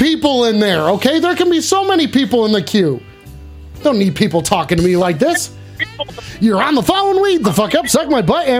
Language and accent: English; New Zealand; Yeah, dude, I was born in New Zealand. I'm a Kiwi, baby. Right, I'm just a simple Kiwi.